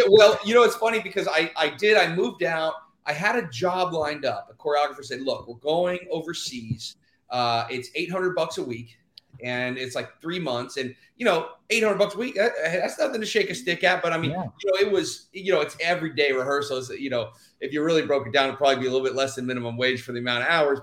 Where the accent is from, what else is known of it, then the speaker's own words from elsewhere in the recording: Houston, Texas, United States; moved away as an adult; I'm originally from Houston, Texas, and uh, I grew up there 18 years